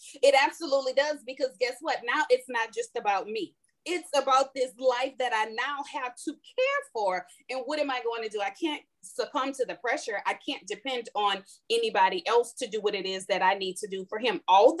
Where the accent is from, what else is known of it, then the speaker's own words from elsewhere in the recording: New Orleans, Louisiana, United States; also born or lived in California / Houston; because we're from New Orleans, we went from New Orleans to California and California to Houston